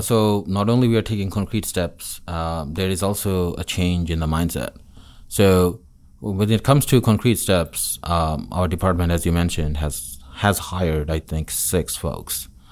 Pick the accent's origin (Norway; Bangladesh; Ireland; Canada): Bangladesh; Dhaka, Dhaka Division; moved away as an adult; also born or lived in Chittagong / Connecticut / North Carolina; now in Auburn, United States; I'm from the capital city in Dhaka